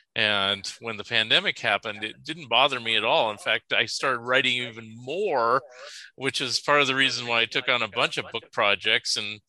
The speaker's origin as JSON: {"language": "English", "region": "Oregon", "country": "United States", "said": "I will officially say, because I am from Oregon, that it is Springfield, Oregon."}